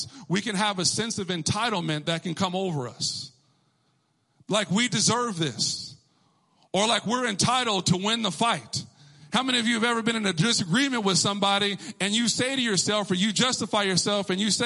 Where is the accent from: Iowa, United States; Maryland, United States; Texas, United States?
Texas, United States; I'm from Texas